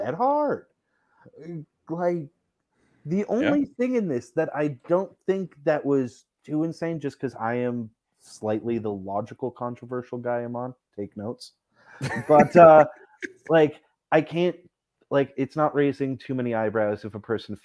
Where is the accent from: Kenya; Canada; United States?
Canada; I'm just Canadian